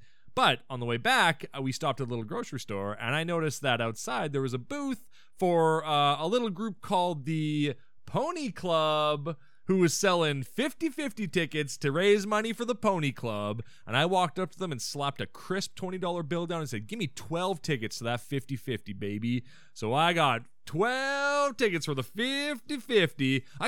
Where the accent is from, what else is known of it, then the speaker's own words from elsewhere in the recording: Canada; We're not Haitian. We're Canadian.